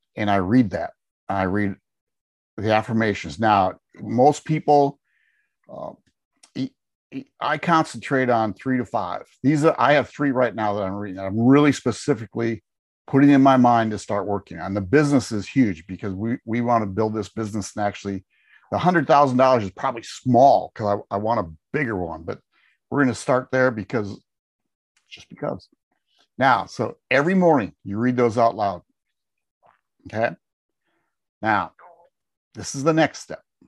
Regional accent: Wisconsin, United States; moved away as an adult; now in Tennessee, United States; we live in Tennessee, We, we grew up in Wisconsin.

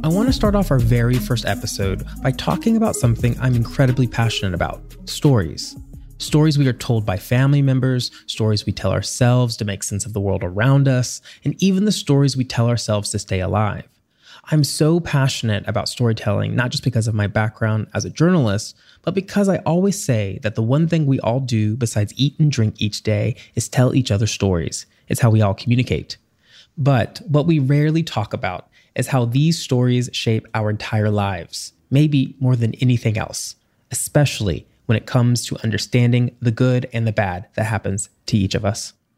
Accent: Tennessee, United States; I grew up in Tennessee

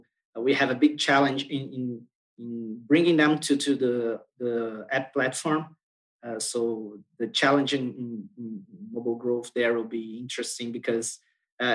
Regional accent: Brazil; I'm from Brazil.

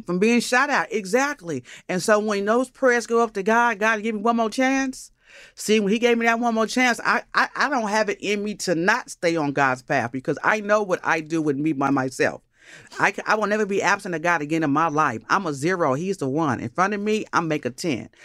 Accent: Los Angeles, California, United States; also born or lived in Brooklyn, New York; I grew up between Los Angeles and Inglewood. My mother kidnapped me from New York when I was five, so I don't really got that New York swang in my conversation.

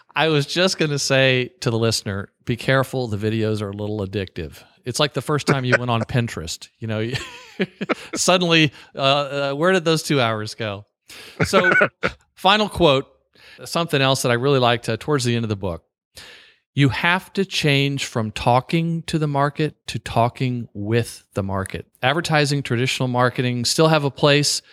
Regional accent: the South, United States; I'm from the South

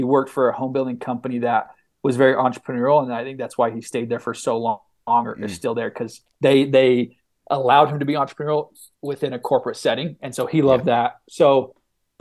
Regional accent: Mesa, Arizona, United States; grew up in Mesa, Arizona.

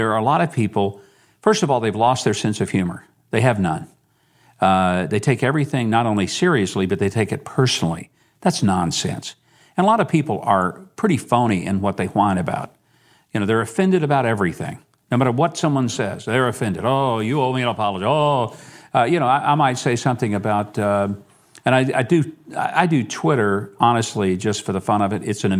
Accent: Arkansas, United States; I mean, I was from Arkansas, Lord. I've known Clinton for 40-something years.

